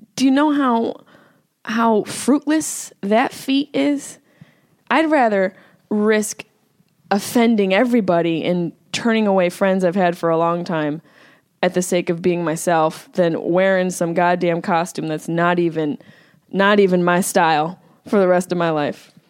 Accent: Syracuse, New York, United States; accent: Syracuse; there's my Syracuse accent

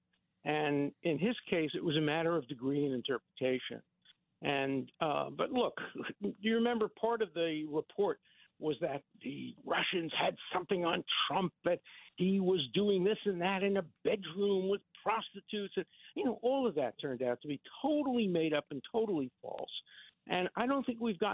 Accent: New York City, New York, United States; I grew up in Borough Park in Brooklyn

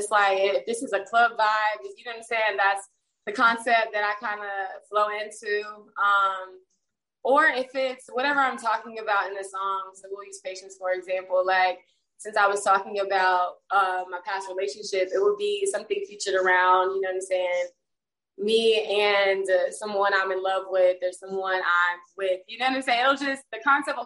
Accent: Birmingham, Alabama, United States; moved away as an adult; now in Atlanta, United States; I'm from Birmingham, Alabama. I'm not even from Atlanta. I moved here back in, or last year actually, 2021.

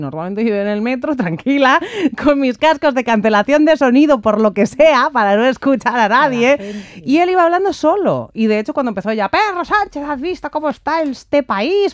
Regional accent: Ávila, Castile and León, Spain; now in Madrid, Spain; somos los dos de Ávila

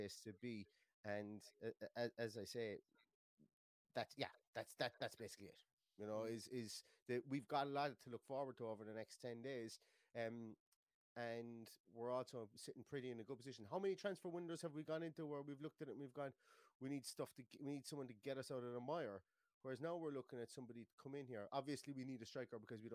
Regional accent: Ireland; we are Irish as well

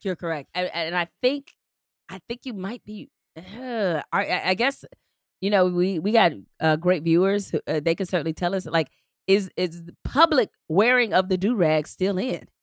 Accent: Detroit, Michigan, United States; in Detroit. uh, in my hometown

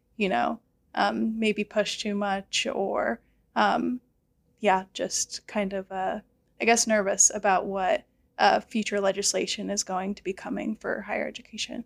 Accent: Florida, United States; moved away as an adult; now in North Carolina, United States; I am from Florida. I've lived in Florida the past twenty-two years of my life.

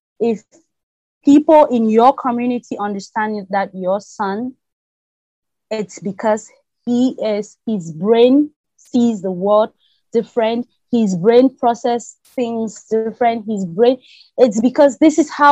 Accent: Bamenda, Northwest Region, Cameroon; moved away as an adult; now in Abu Dhabi, United Arab Emirates; when I was growing up in Cameroon

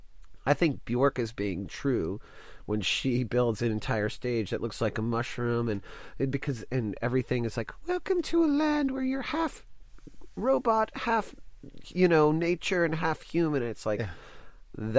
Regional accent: Dallas, Texas, United States; I grew up in Dallas

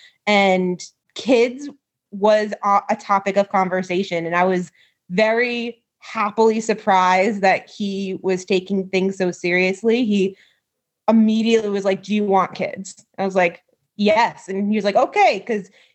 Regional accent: New York, United States; moved away as an adult; now in Pennsylvania, United States; I grew up in New York and I went to a Christian college out there or out here. I'm still living in Pennsylvania.

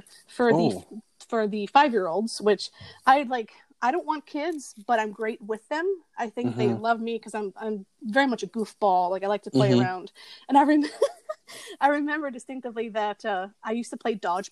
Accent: Miami, Florida, United States; I grew up in Miami

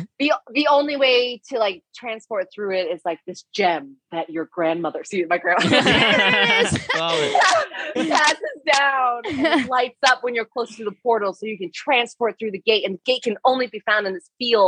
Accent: Texas, United States; I was from Texas.

